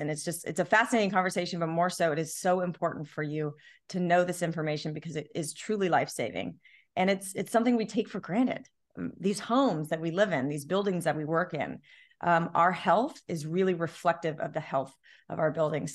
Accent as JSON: {"language": "English", "town": "Long Beach", "country": "United States", "tie": "born or raised there", "said": "growing up in Long Beach by the beach"}